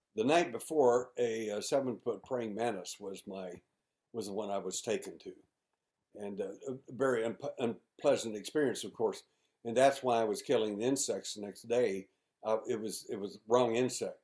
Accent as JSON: {"language": "English", "town": "Mayhill", "region": "New Mexico", "country": "United States", "tie": "born or raised there", "also_born_or_lived": "Midland, Texas", "moved": "yes", "lives_now": "Houston, United States", "said": "when I was a little boy. Uh, we moved from Midland, Texas, to uh, Mayhill, New Mexico"}